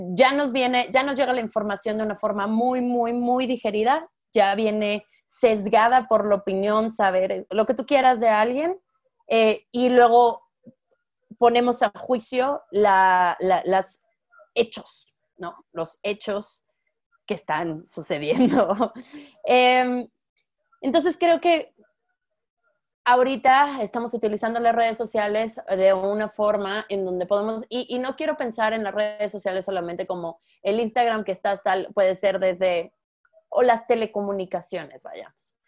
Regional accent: San Luis Potosí, Mexico; yo soy de San Luis Potosí

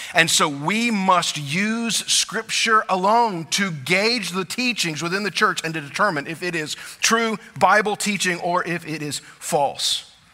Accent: South Louisiana, United States; I grew up in South Louisiana. My family had always lived in South Louisiana

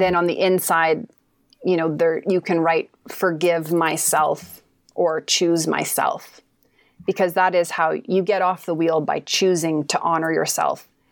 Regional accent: Kamloops, British Columbia, Canada; moved away as an adult; now in Shaunavon, Canada; I live in Shaunavon, Saskatchewan now, but I'm from Kamloops, B C originally.

